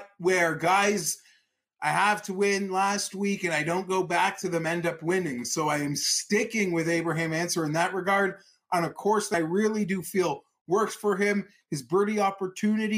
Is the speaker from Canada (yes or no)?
yes; Canada; I'm a Canadian.